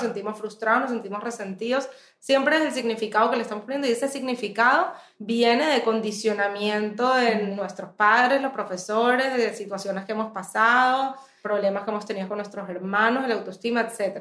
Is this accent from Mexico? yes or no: no; Venezuela; moved away as an adult; also born or lived in United States; yo nací en Estados Unidos, me fui al mes de haber nacida, o sea, en verdad soy venezolana